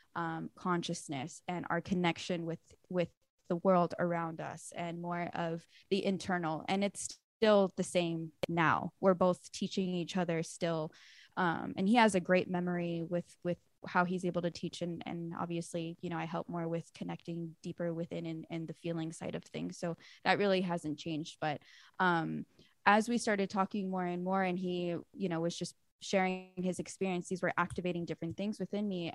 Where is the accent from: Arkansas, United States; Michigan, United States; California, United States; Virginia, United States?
California, United States; Lawndale; I grew up in Lawndale, um, which is really close to L A X and Redondo Beach